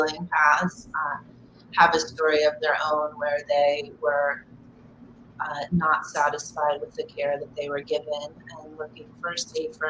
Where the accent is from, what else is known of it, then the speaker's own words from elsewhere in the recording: Philadelphia, Pennsylvania, United States; moved away; also born or lived in Dallas, Texas; I grew up mostly in the suburbs of Philadelphia.